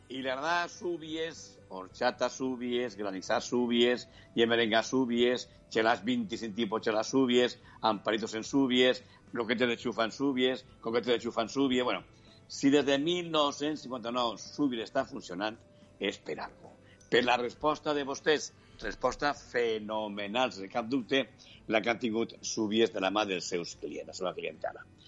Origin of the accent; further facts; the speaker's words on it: Faura, Valencian Community, Spain; jo soc de la Fara de la Baronia